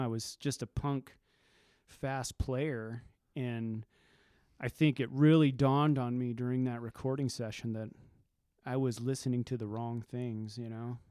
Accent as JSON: {"language": "English", "town": "Carson City", "region": "Nevada", "country": "United States", "tie": "born or raised there", "also_born_or_lived": "Caliente, Nevada / Ely, Nevada / McGill, Nevada", "lives_now": "Reno, United States", "said": "Grew up in Ely or McGill and then moved to Carson, but I was in Carson most of my life till I moved to Reno about twenty years ago."}